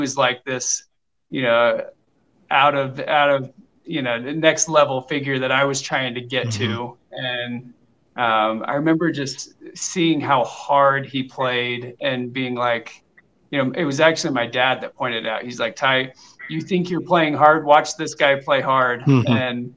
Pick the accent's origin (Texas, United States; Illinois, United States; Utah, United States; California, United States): Utah, United States; Alpine; also born or lived in Belgium; we moved to Alpine when I was about 8 years old and lived there, awesome. Through high school.